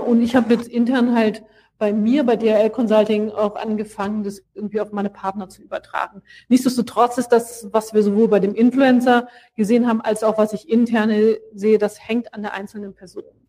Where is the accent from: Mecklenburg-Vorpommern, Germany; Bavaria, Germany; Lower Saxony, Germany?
Lower Saxony, Germany; Hanover; also born or lived in France / Brazil / Brussels; now in Cologne, Germany; Ich bin geboren und aufgewachsen in Hannover